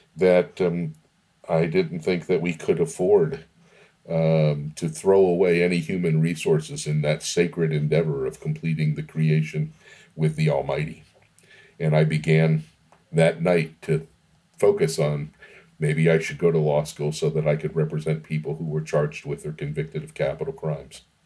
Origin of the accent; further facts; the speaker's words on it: Macon, Georgia, United States; also born or lived in Miami, Florida; I moved to Macon when I was eight years old in 1967